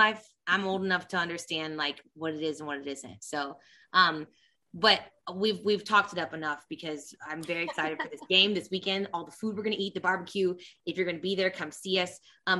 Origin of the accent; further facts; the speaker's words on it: Kansas City, Missouri, United States; Like, I'm the exact opposite, like growing up in KC